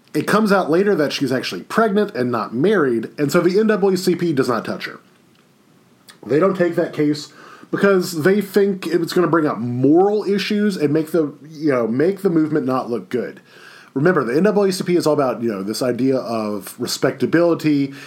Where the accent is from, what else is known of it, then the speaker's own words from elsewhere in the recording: Baton Rouge, Louisiana, United States; I grew up in Baton Rouge